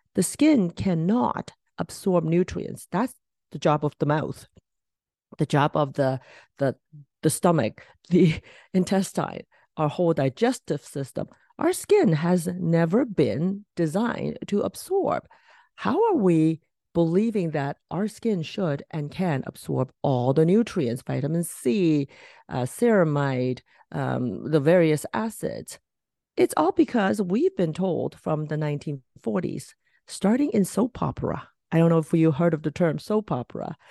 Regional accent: Hong Kong; moved away; I was from Hong Kong, so once a year I, I try to go back

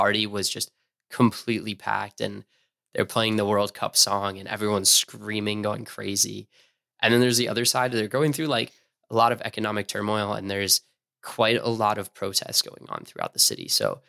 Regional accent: East Coast, United States; Growing up on the East Coast, everyone romanticizes California.

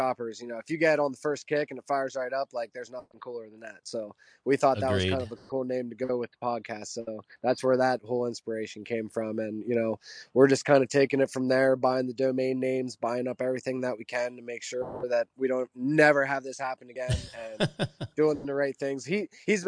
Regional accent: Pennsylvania, United States; I grew up very simple in Pennsylvania.

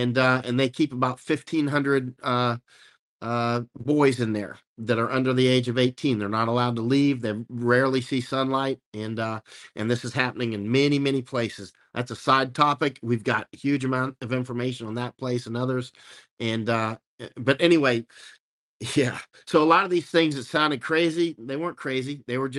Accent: United States; I'm American.

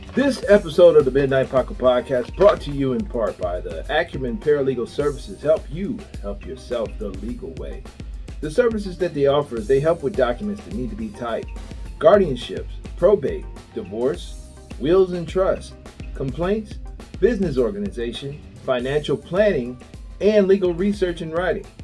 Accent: Cleveland, Ohio, United States; This is where I grew up. I'm from Cleveland.

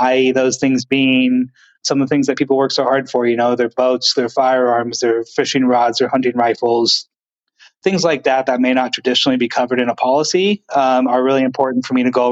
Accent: the Northwest, Pacific Northwest, United States; I grew up out in the Northwest area in the woods

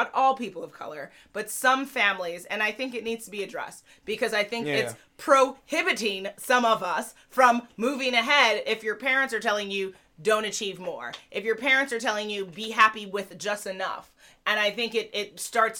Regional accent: New York City, New York, United States; I grew up in Manhattan

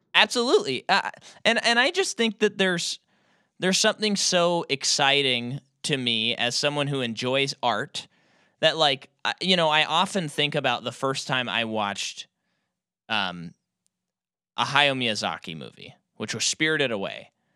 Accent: United States; an American audience member

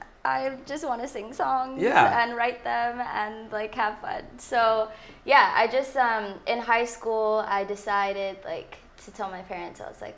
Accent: San Francisco, California, United States; now in Los Angeles, United States; I am from California, San Francisco

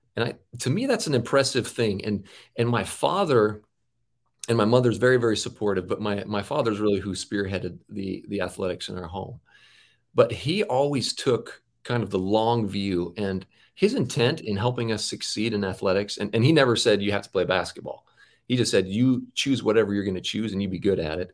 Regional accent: Auburn, Washington, United States; I grew up in Auburn, Washington, a suburb of Seattle

